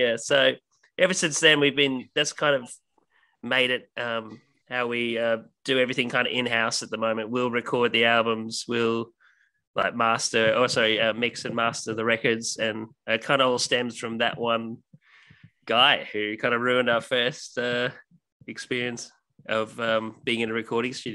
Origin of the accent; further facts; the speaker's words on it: Ireland; now in Australia; being Irish and living in Australia